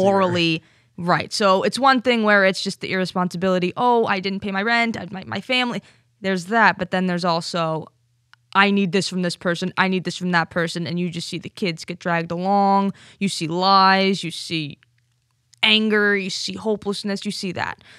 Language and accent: English; Stamford, Connecticut, United States; I'm from Stamford.